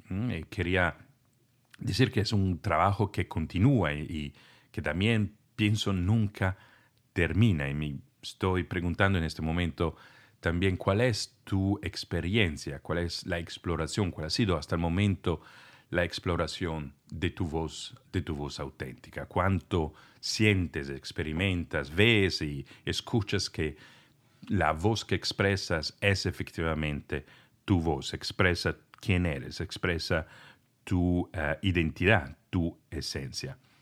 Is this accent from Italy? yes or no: yes; Italy; first language Italian; Spanish is a second language; moved away